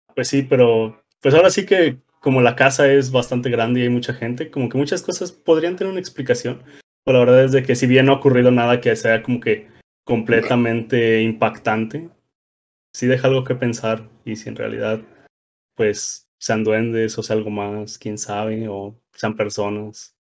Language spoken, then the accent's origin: Spanish; Rioverde, San Luis Potosí, Mexico; now in Querétaro, Mexico; todos somos de Río Verde, San Luis Potosí